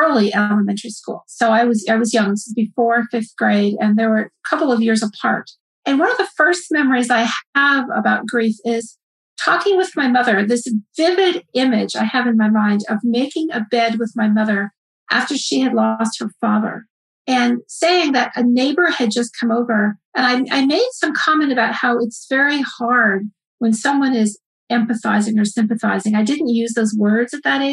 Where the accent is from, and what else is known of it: United States; also born or lived in West Africa / Kenya